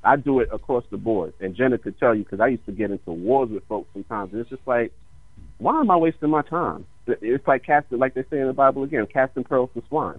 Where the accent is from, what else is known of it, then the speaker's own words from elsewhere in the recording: New York, United States; also born or lived in New Jersey; growing up in New York and, and even being in Jersey